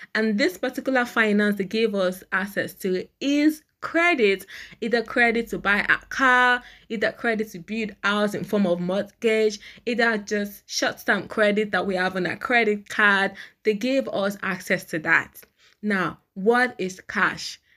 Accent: Nigeria; in Nigeria, I am a Nigerian

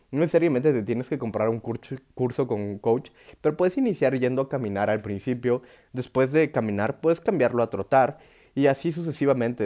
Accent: Oaxaca, Mexico; yo soy de Oaxaca

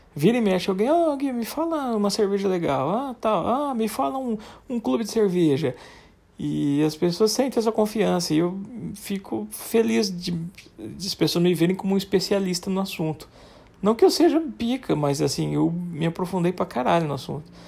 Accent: Guariba, São Paulo, Brazil; foi num posto lá na minha terrinha, Guariba

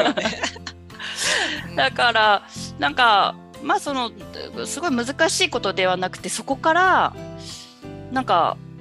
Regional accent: Amakusa, Kumamoto, Japan; 養殖も男性しかいないですね私の地元に関しては

